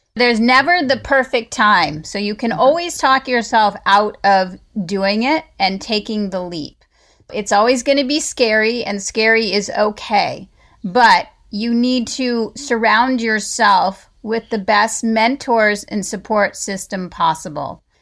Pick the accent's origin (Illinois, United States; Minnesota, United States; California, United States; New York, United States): California, United States; also born or lived in Colorado / Atlanta, Georgia; I'm born and raised in California